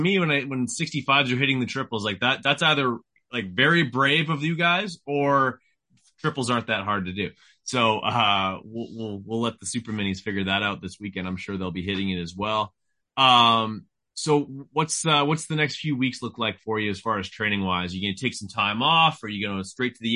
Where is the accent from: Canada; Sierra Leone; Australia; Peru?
Canada; I'm from Canada